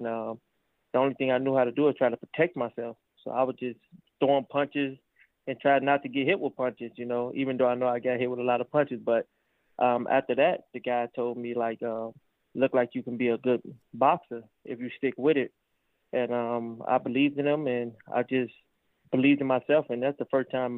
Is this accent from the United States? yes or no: yes; Chicago, Illinois, United States; Originally, I'm from Chicago